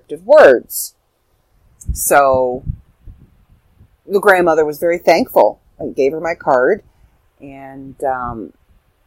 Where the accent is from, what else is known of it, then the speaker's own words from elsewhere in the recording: Canada; I'm from Canada.